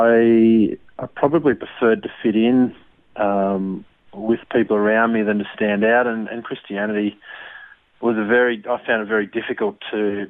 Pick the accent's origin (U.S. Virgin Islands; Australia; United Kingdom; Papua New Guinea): Australia; Armidale, New South Wales; also born or lived in Ipswich, Queensland; mainly grew up in Armidale